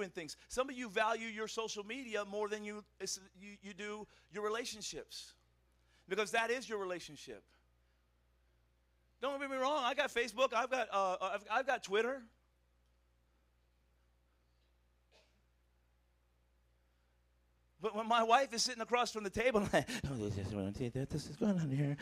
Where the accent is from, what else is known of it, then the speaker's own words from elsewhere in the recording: United States; I'm American